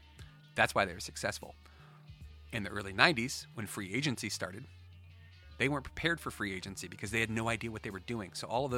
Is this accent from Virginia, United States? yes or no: yes; Woodbridge, Virginia, United States; we grew up in Woodbridge, so like right outside of Potomac Mills.